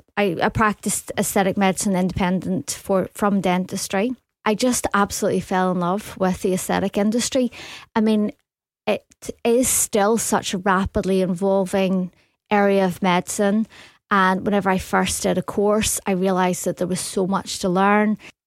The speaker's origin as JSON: {"language": "English", "town": "Belfast", "region": "Northern Ireland", "country": "United Kingdom", "said": "Yes, I came over from Belfast. I went to Glasgow University and I studied dentistry."}